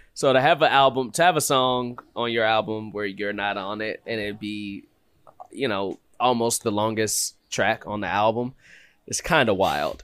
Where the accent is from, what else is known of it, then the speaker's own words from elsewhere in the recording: Chicago, Illinois, United States; growing up in Chicago